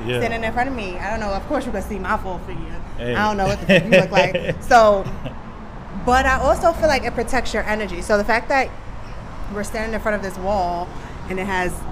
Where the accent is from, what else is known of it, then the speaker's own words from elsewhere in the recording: New York, United States; moved away; I'm from New York